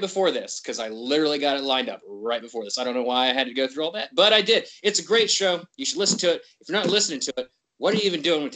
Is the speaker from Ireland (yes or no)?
no; West Virginia, United States; I'm from West Virginia